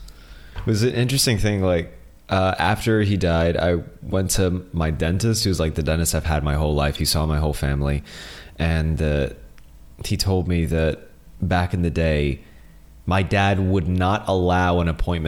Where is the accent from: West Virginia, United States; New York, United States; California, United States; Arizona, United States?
New York, United States; New York City; also born or lived in Illinois; where I'm from, born and raised in Brooklyn